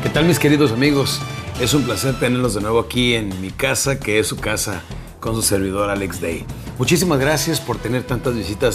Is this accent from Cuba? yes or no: no; Mexico; now in Texas, United States; nuestra República Mexicana